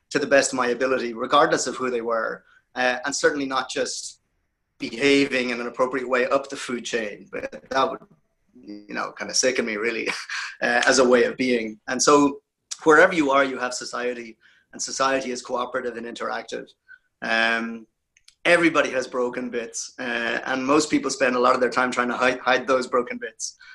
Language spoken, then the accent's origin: English; Ireland; I appreciate what you said earlier about me being Irish.